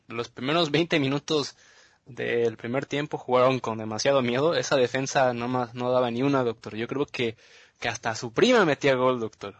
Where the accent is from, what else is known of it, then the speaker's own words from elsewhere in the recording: Mexico; somos, somos mexicanos